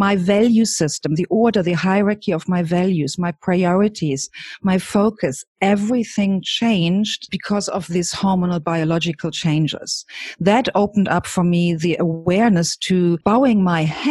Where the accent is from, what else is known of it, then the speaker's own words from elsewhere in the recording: Germany; I grew up in Germany with parents and grandparents in the same house as a single child